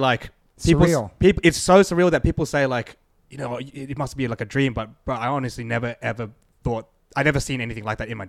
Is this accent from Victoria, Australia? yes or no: no; Sydney, New South Wales, Australia; I mean, I'm from Sydney, man. We're from Australia.